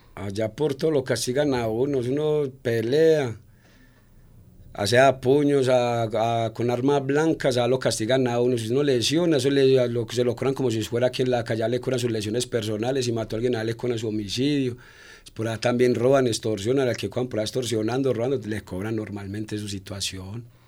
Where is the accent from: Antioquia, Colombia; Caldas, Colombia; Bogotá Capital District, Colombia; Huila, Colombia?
Antioquia, Colombia; Medellín; yo era de aquí en Medellín